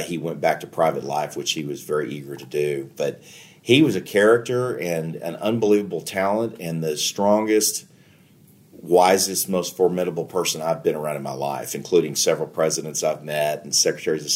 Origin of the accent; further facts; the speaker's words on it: Texas, United States; I'm a Texan. I love being in Texas